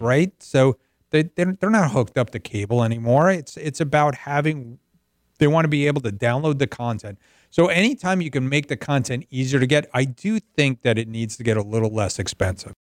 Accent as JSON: {"language": "English", "region": "New Jersey", "country": "United States", "said": "I'm from the Northeast. I'm from New Jersey."}